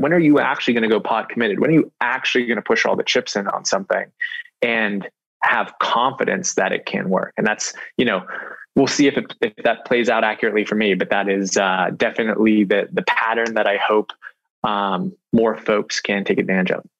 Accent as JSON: {"language": "English", "area": "North Hills, Ross Township", "region": "Pennsylvania", "country": "United States", "tie": "born or raised there", "said": "I grew up in the North Hills"}